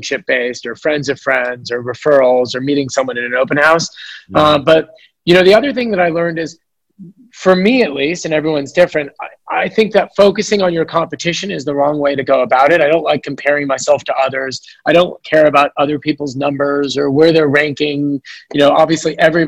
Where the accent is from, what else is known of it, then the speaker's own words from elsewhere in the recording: San Francisco, California, United States; born and raised in San Francisco